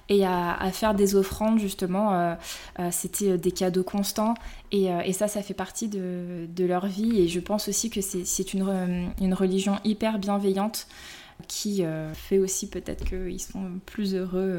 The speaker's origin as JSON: {"language": "French", "town": "Lyon", "region": "Auvergne-Rhône-Alpes", "country": "France", "said": "j'ai 32 ans, je suis lyonnaise"}